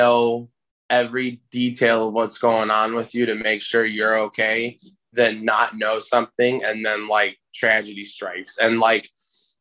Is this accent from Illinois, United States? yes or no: yes; Chicago, Illinois, United States; I live in Chicago, born and raised, always in Chicago, never lived in the burbs